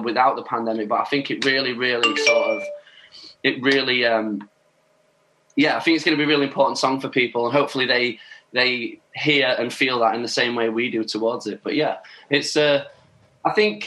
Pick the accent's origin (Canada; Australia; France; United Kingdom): United Kingdom; Doncaster, Yorkshire and the Humber; my hometown, Doncaster